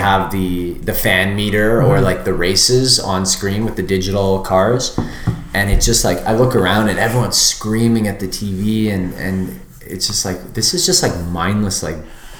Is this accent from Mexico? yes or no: no; Canada; said we're from Canada.